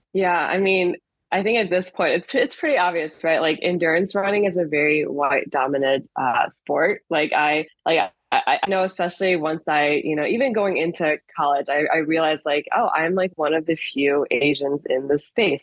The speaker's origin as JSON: {"language": "English", "town": "Chicago", "region": "Illinois", "country": "United States", "tie": "born or raised there", "also_born_or_lived": "France / Ohio / Evanston", "said": "I am originally from Chicago, so grew up here"}